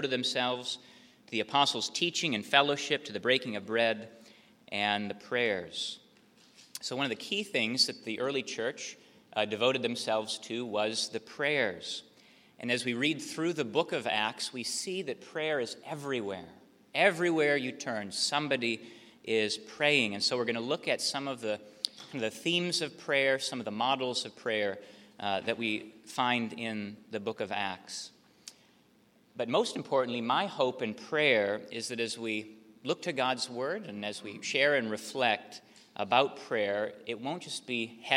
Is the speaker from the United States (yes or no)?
yes; Minnesota, United States; moved away as an adult; also born or lived in Wisconsin; now in Charleston, United States; I'm from Minnesota.